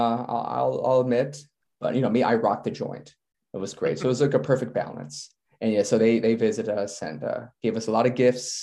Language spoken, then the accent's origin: English; Chicago, Illinois, United States; moved away as an adult; now in South Korea; I'm from Chicago